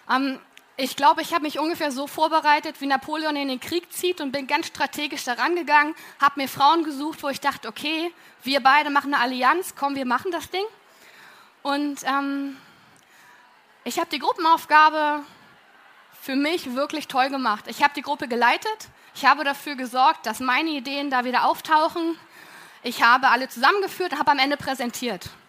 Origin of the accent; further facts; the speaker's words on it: Berlin, Germany; weil ich komme aus Berlin und so konnte ich mich voll und ganz auf mein Studium konzentrieren